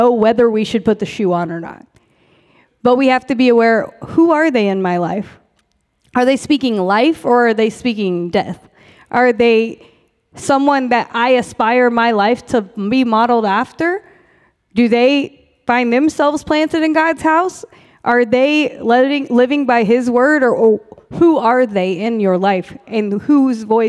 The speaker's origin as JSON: {"language": "English", "region": "Oklahoma", "country": "United States", "tie": "born or raised there", "moved": "yes", "lives_now": "Fort Worth, United States", "said": "I'm from Oklahoma, but y'all, I grew up in the city"}